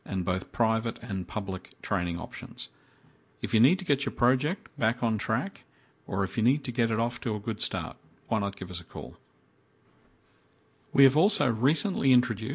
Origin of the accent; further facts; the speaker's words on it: Brisbane, Queensland, Australia; now in Melbourne, Australia; I grew up in Brisbane myself